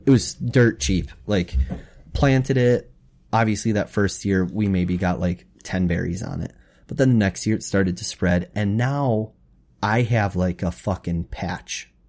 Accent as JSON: {"language": "English", "town": "Wapakoneta", "region": "Ohio", "country": "United States", "tie": "born or raised there", "said": "We grew up in Wapaka"}